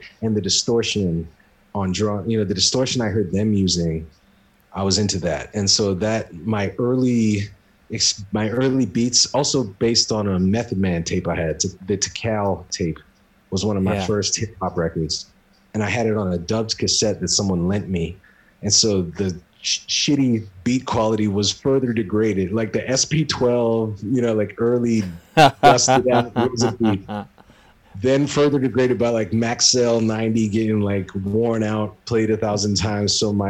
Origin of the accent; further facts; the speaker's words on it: Esmond, Rhode Island, United States; I grew up in Esmond, Rhode Island, which is like outskirts of Providence.